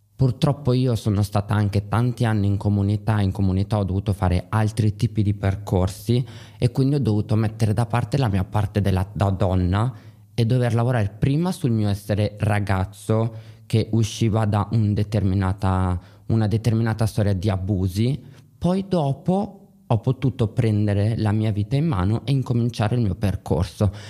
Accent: Milan, Lombardy, Italy; Io ad esempio sono di Milano

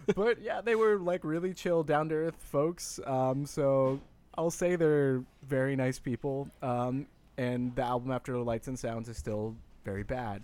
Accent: Bay Area, California, United States; I grew up in the Bay Area

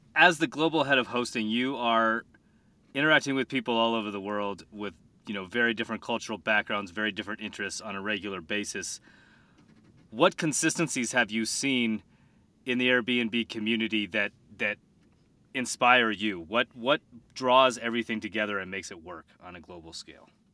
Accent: Colorado, United States; I'm from Colorado

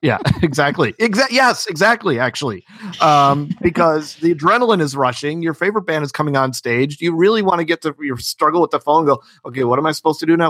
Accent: Illinois, United States; I'm from Illinois

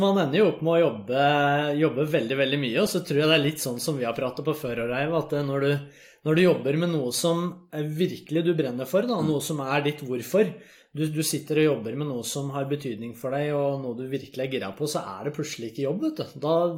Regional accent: Vang, Innlandet, Norway; now in Oslo, Norway; jeg kommer fra Valdres

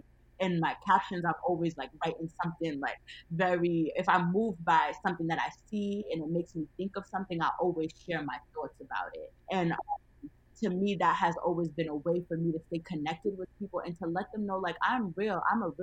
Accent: Mount Vernon, United States; have a big, a family style dinner for free in my hometown of Mount Vernon in honor of my 22nd birthday.

